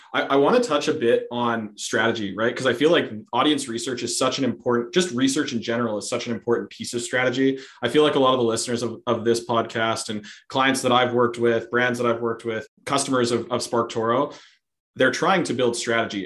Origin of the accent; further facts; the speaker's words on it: Canada; we are very polite.